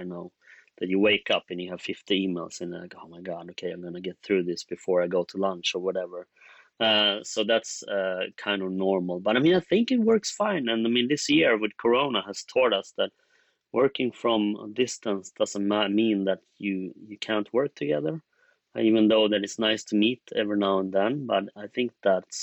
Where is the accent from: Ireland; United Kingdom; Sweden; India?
Sweden; we're in Sweden, we're from Sweden